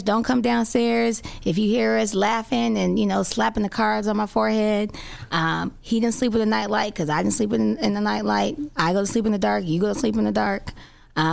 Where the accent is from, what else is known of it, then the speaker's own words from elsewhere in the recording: Chicago, Illinois, United States; Born and raised on the south side of Chicago.